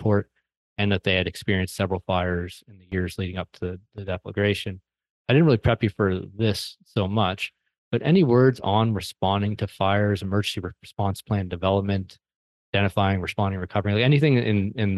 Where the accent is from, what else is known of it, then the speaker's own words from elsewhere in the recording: an hour from Halifax, Nova Scotia, Canada; moved away; Halifax, Nova Scotia, which is an hour away from my hometown, but where I lived for many, many years